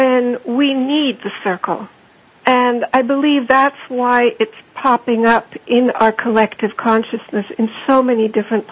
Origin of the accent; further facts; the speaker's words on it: Germany; moved away; also born or lived in Austria; Well, I am German. I grew up in Austria and Germany.